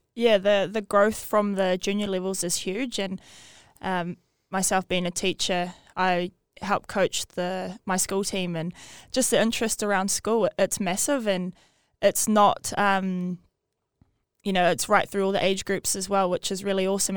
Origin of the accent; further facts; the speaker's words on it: Great Barrier Island, Auckland, New Zealand; I'm from Great Barrier Island